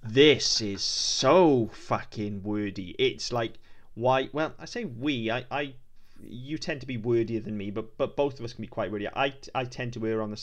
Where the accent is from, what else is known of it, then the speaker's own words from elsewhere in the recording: Wales, United Kingdom; accent: Welsh; I write in my accent. I don't write in an American accent. I write in a Welsh accent